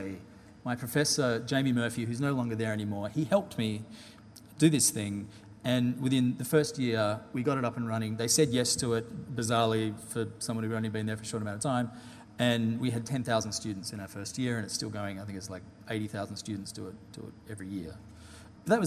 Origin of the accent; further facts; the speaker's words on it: Perth, Western Australia, Australia; moved away as an adult; also born or lived in London; a Perth person, particularly when I've got a British passport, thanks to my dad being British